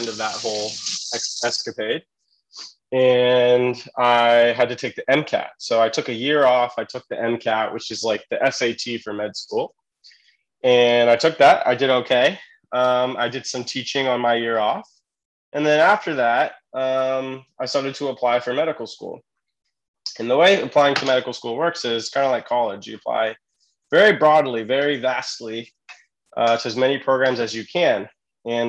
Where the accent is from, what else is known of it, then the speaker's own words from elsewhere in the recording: California, United States; I'm from California, and I went to college there